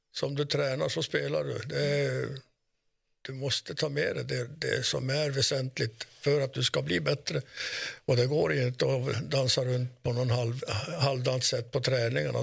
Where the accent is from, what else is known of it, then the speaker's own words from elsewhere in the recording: Kiruna, Norrbotten County, Sweden; är vi uppvuxna i Kiruna, inte i Salmi